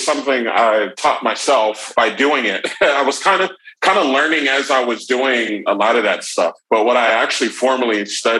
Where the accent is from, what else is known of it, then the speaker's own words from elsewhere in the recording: Atlanta, Georgia, United States; moved away as an adult; also born or lived in Virginia / Uganda / Philadelphia; I moved back here about 3 years ago. I grew up here, so I guess originally I'm from the Atlanta area.